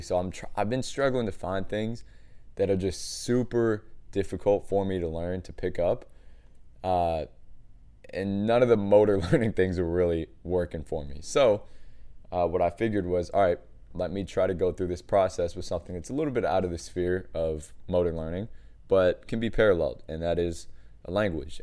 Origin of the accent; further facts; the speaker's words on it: United States; one American trainer